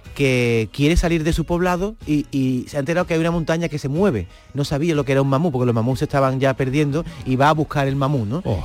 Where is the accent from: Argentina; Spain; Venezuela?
Spain; Huelva, Andalusia; yo soy de Helve